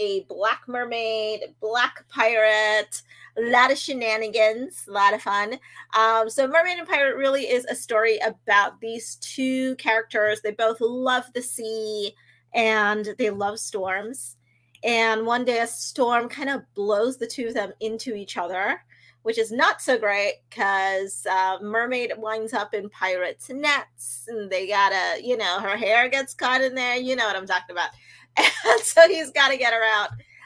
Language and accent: English; Trinidad & Tobago; growing up in Trinidad in the Caribbean